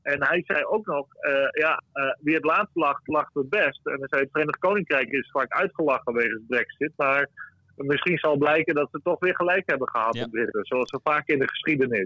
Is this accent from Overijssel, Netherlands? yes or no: no; Friesland, Netherlands; ik ben niet per se een trotse Fries